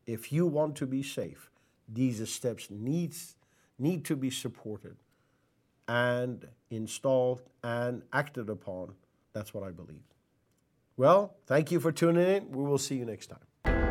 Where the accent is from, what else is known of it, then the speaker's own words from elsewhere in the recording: Iran; moved away as an adult; I was born and raised till eighteen years of age in Iran.